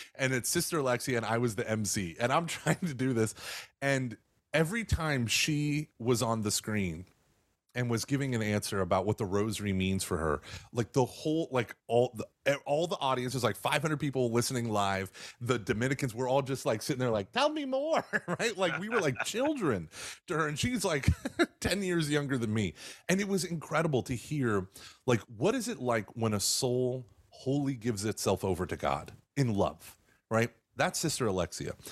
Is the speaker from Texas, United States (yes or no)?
yes; Texas, United States; also born or lived in Oklahoma; I was born in Oklahoma, and then we've lived here in Texas.